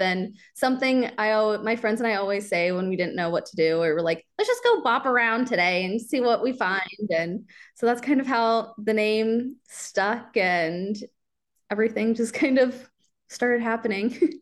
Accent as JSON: {"language": "English", "town": "Kansas City", "region": "Missouri", "country": "United States", "tie": "born or raised there", "said": "I grew up in Kansas City. I grew up near the Liberty area."}